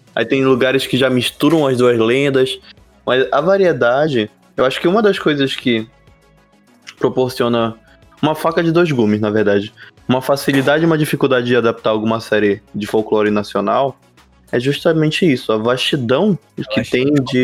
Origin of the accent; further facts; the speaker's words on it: Belém, Pará, Brazil; a gente é de Belém do Pará